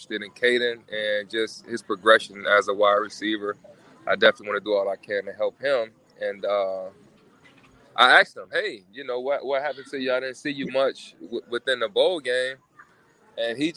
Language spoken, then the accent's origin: English; South Florida, United States; I'm from South Florida